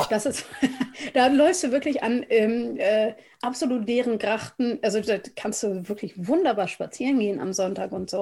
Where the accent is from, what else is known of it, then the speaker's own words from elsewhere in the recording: Germany; ich komme aus Deutschland. Ich bin Deutsche.